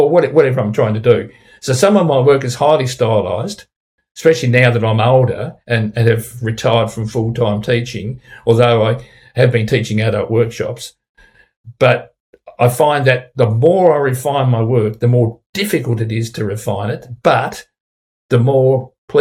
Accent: Tasmania, Australia; my home state of Tasmania, which is renowned for its clean green image

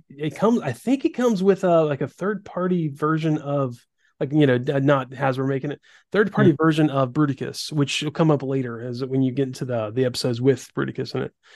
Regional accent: the South, United States; growing up in the South

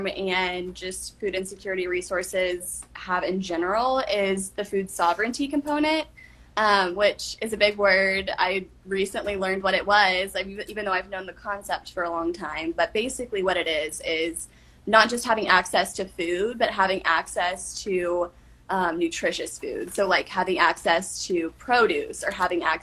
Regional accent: Dallas, Texas, United States; moved away as an adult; now in Oxford, United States; I'm based out of Oxford, but I'm from Dallas, Texas

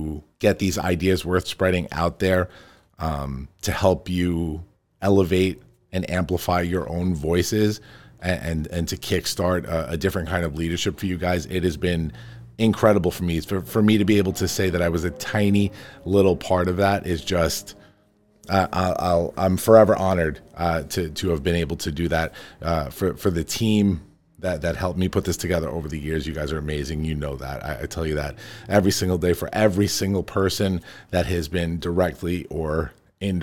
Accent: Farmingdale, United States; my hometown where I grew up.

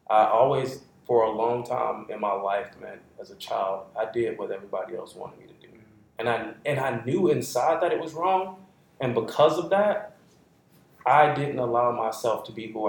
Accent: Southeast, United States; I'm from the Southeast

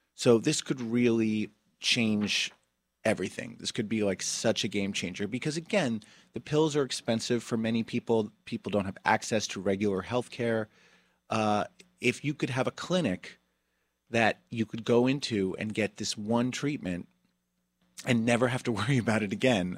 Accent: New Jersey, United States; my home state of New Jersey

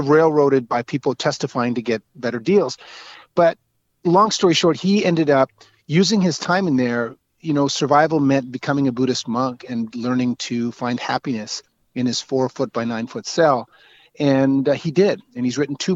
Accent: Rothesay, New Brunswick, Canada; also born or lived in Toronto; now in Montreal, Canada; I grew up in outside St. John, a town called East Riverside, which was amalgamated into Rothay now

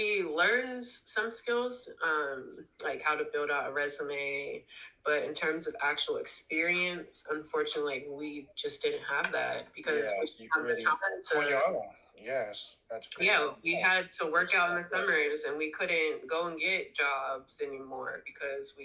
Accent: the Bay Area, California, United States; also born or lived in Sacramento, California; I'm from the Bay

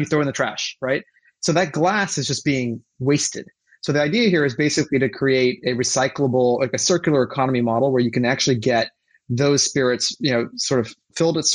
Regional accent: New York, United States; moved away as an adult; growing up in New York.

